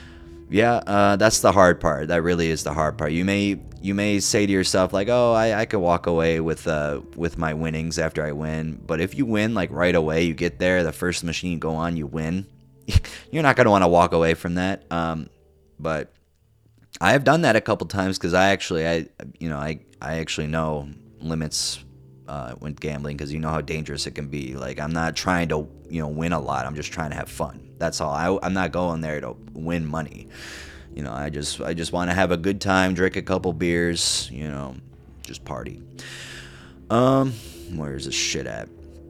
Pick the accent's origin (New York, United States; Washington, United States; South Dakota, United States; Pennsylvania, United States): Washington, United States; Kirkland; far away from my hometown casino in Kirkland, Washington